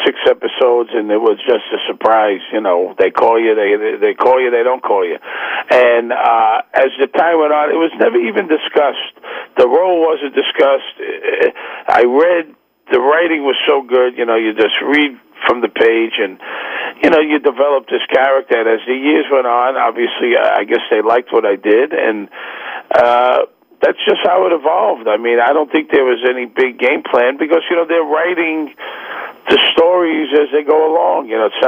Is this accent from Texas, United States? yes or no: no; Brooklyn, New York, United States; now in Manhattan, United States; I live in Manhattan. I'm from Brooklyn. People that I grew up with don't eat jar sauce.